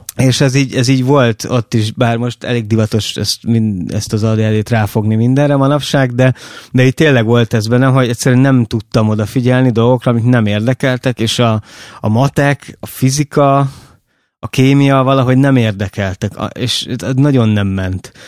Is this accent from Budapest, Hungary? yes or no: no; Oroszlány, Komárom-Esztergom, Hungary; én oroszlányban nőttem fel